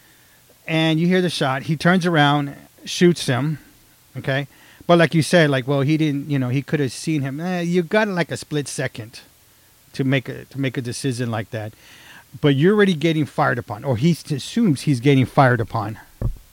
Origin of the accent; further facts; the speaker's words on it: Texas, United States; I'm from Texas